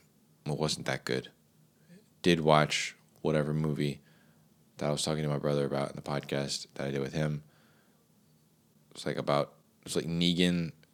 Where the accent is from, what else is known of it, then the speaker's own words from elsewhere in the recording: Boston, Massachusetts, United States; I'm from Boston.